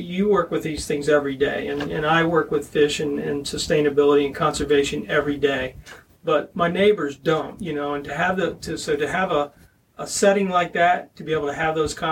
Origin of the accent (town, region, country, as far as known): Pennsylvania, United States